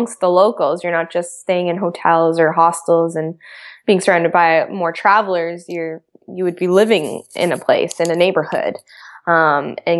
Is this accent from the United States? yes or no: no; Canada; growing up in Canada